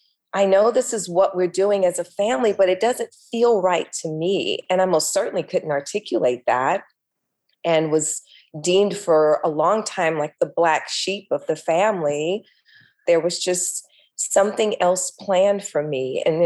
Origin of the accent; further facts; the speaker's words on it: Los Angeles, California, United States; I grew up here in LA.